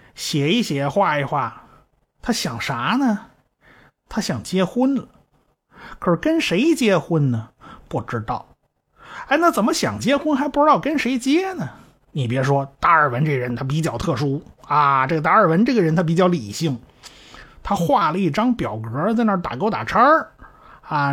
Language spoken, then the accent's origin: Chinese; China; 我们中国人